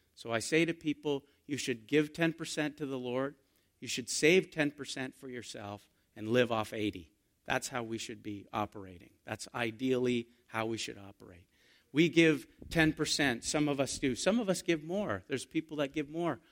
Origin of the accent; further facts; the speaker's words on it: Canada; We're Canadian